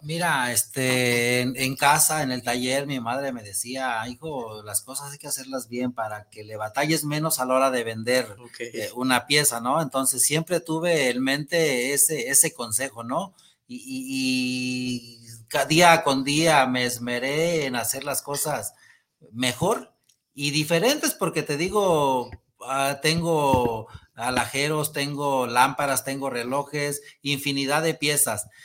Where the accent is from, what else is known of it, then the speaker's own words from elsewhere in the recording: El Rosario, Jalisco, Mexico; la gente de mi pueblo, el Rosario